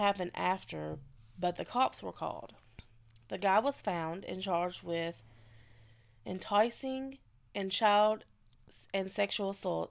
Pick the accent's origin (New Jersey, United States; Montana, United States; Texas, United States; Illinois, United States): Illinois, United States; Chicago; So, I'm from the Chicago area, and my family grew up in the city.